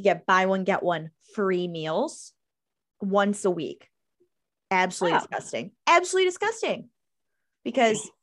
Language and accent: English; Greece, New York, United States; I grew up in Greece.